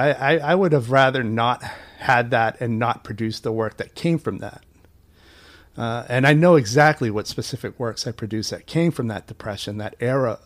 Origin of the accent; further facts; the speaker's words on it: Portland, Maine, United States; I was at King Middle School in Portland, Maine. We're both from Maine.